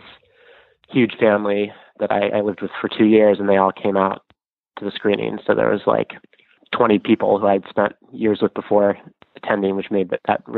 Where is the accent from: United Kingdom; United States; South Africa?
United States; Denver, Colorado; moved away; also born or lived in Los Angeles / New York / Federated States of Micronesia; I'm from Colorado, Denver, Colorado, and had lived in LA and New York briefly